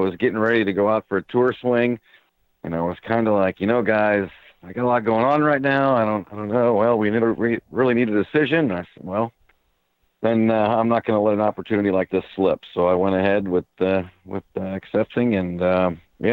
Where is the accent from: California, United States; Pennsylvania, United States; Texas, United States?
Pennsylvania, United States; Erie; my hometown